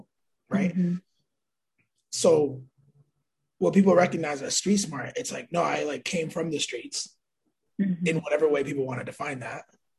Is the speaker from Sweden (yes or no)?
no; New York City, New York, United States; born there; I was born in Manhattan in 92, right?